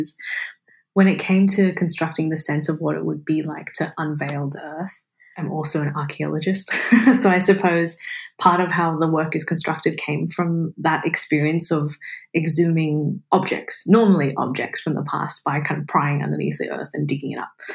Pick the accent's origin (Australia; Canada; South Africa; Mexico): Australia; Sydney, New South Wales; I grew up in Sydney on Gadigal land